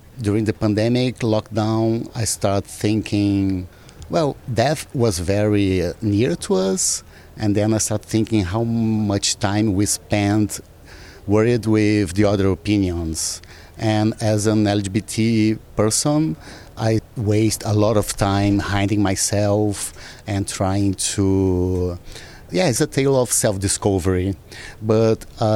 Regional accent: Brazil; I'm from Brazil

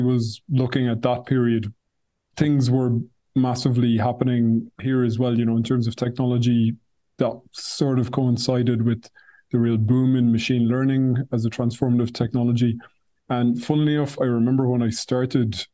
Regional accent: Ireland; now in Brussels, Belgium; I'm Irish, but I'm based in Brussels

